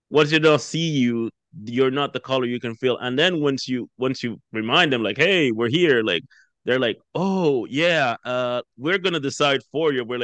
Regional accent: Jamaica; now in Canada; okay, you're from West Africa and I'm from Jamaica, we have nothing in common

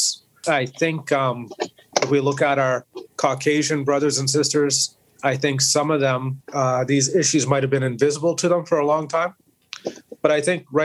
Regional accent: Moncton, New Brunswick, Canada; I grew up in Moncton in 1970

